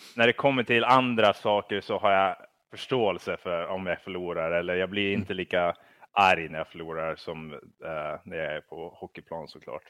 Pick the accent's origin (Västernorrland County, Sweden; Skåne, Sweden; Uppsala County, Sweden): Västernorrland County, Sweden; Kramfors; jag tror att vi växte upp i Kramfors